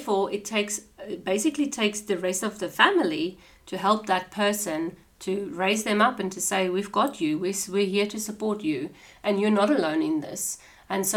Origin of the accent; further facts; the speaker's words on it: South Africa; moved away as an adult; now in Australia; I'm South African, so we've got South African traditions. I've come over to Australia